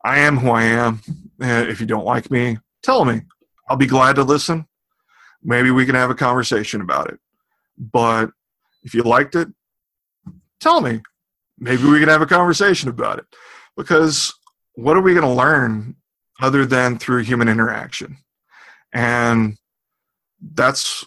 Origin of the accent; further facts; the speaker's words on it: Austin, Texas, United States; Austin for Body Hacks, it's my hometown.